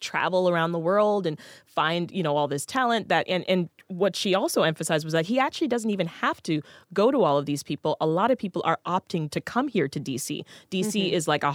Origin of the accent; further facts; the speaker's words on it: Toronto, Ontario, Canada; moved away as an adult; also born or lived in Jamaica; now in Washington, D.C., United States; So I moved here from Toronto. Mm-hmm. I was raised in Toronto. I spent more than 2 decades there. I was born in Jamaica.